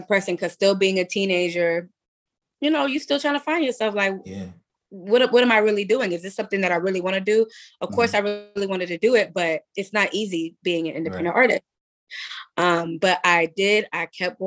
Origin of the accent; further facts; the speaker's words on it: Atlanta, Georgia, United States; I grew up in Atlanta, Georgia. Well, Gwinnett County.